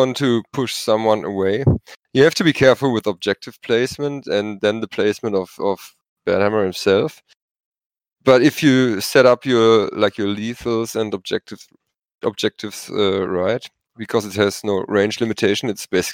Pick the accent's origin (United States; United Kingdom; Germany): Germany; first language German; English is a second language; German is not my mother tongue.